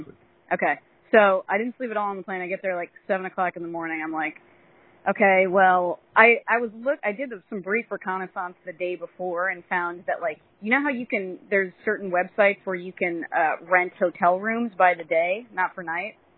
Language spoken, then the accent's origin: English; California, United States; I'm from California